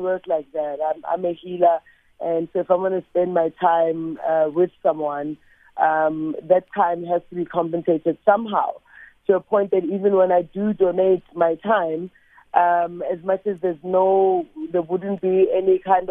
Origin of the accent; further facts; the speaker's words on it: South Africa; the pride of being South African, being born on this land